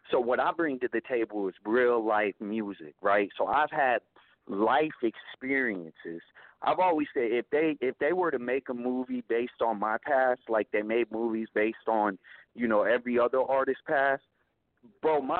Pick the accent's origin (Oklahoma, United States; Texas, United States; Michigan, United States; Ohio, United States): Oklahoma, United States; born there; I was born in Oklahoma, and I dropped out of school in eighth grade.